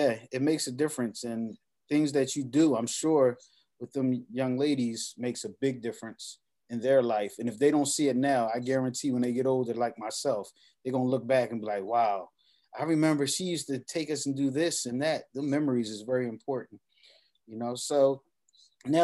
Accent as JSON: {"language": "English", "town": "New York City", "region": "New York", "country": "United States", "tie": "born or raised there", "said": "even as a young man myself growing up in Abbotsford Projects"}